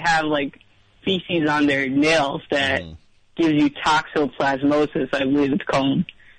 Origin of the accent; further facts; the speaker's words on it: Long Island, New York, United States; I'm from New York.